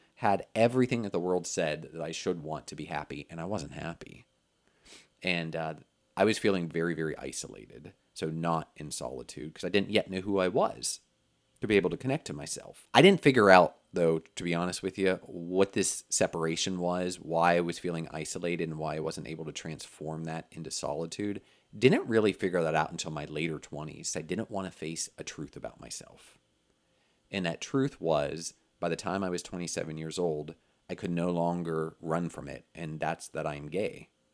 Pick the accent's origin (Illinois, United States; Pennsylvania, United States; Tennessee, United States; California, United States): Pennsylvania, United States; moved away as an adult; also born or lived in Orlando, Florida; I moved from Pennsylvania, where I grew up, and went to college